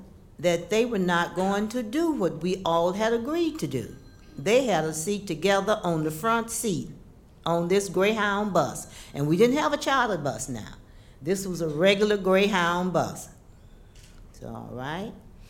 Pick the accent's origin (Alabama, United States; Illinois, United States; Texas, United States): Alabama, United States; Birmingham; moved away; also born or lived in Nashville; since I'm originally from Birmingham